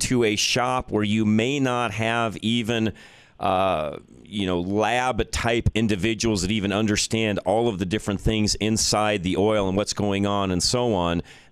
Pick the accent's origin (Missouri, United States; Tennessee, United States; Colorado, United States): Colorado, United States; Boulder; my hometown where I grew up